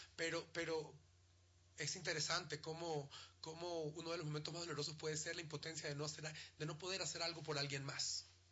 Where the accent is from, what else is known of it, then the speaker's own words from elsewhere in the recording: Ecuador; Como ecuatorianos